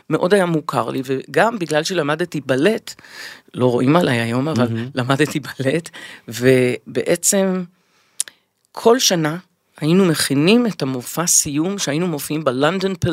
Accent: Revivim, Southern District, Israel; also born or lived in Kfar Glim / England; אני גדלתי בקיבוץ רביבים.

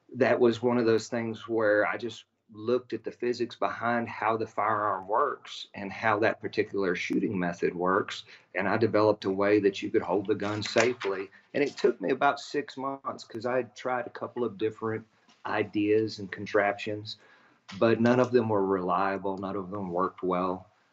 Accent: Abilene, Texas, United States; I grew up in West Texas out by Abilene

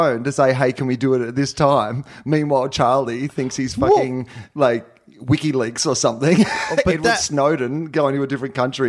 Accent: Australia; I'm an Australian.

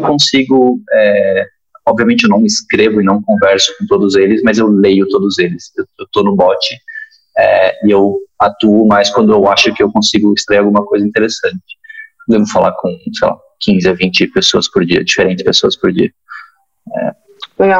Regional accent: Argentina; moved away; eu sou argentino

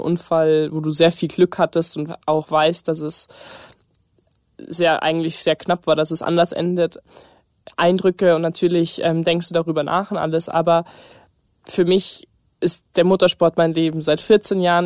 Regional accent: Munich, Bavaria, Germany; ich komme aus München, ich bin 18 Jahre alt und ich bin Rennfahrerin

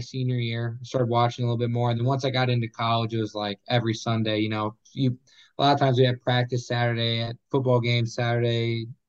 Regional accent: Illinois, United States; I'm from Illinois.

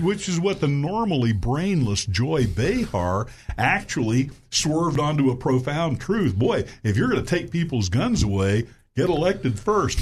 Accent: Little Rock, Arkansas, United States; my hometown, Little Rock, Arkansas

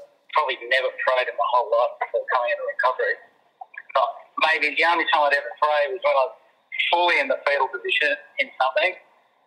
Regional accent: Avalon, New South Wales, Australia; my hometown there at Avalon

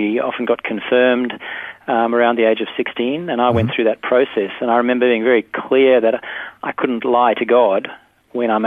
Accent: South Africa; now in Perth, Australia; I grew up in South Africa. I grew up on a cattle farm

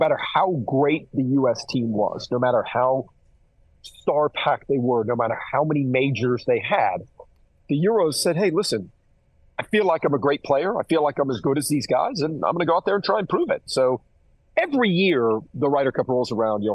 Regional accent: United States; being an American

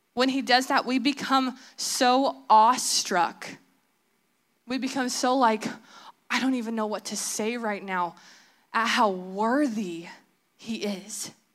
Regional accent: Southern California, United States; I'm from Southern California. I went to school in Southern California

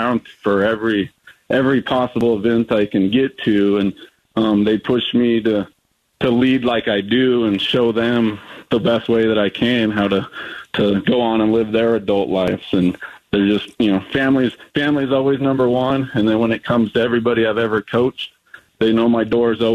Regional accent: Prescott, Arizona, United States; I'm born and raised in Prescott, Arizona.

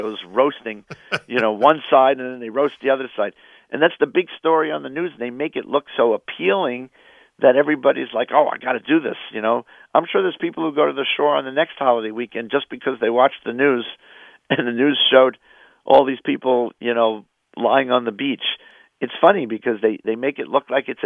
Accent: New York, United States; moved away; also born or lived in Philadelphia; I grew up in New York

